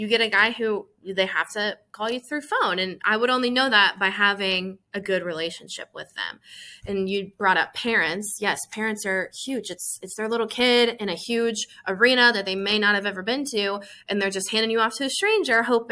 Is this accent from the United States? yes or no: yes; Iowa, United States; moved away as an adult; now in Memphis, United States; I'm from Iowa. My family's in Southeast Iowa. So moving to Memphis